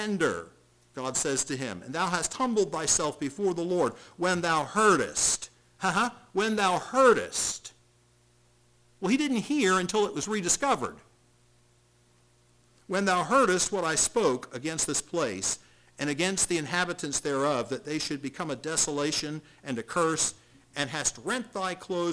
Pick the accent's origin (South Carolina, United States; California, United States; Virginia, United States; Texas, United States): South Carolina, United States; Charleston; where I grew up in Charleston, South Carolina